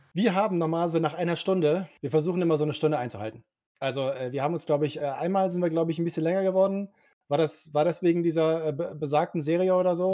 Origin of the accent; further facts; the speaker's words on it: Cologne, North Rhine-Westphalia, Germany; ich bin gebürtiger Kölner